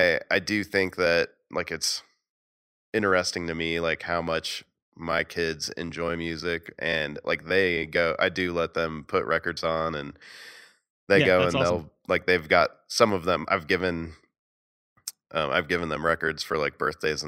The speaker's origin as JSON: {"language": "English", "town": "Atlanta", "region": "Georgia", "country": "United States", "said": "Yeah, I always remember … because I'm from Atlanta, baby."}